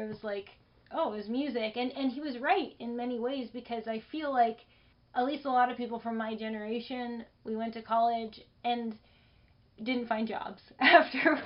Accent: Los Angeles, California, United States; I was born in Los Angeles. So this is my hometown.

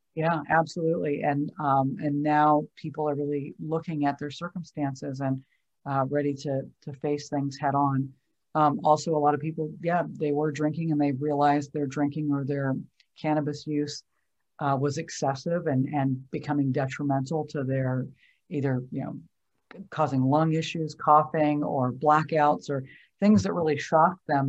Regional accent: Oregon, United States; I grew up in Oregon

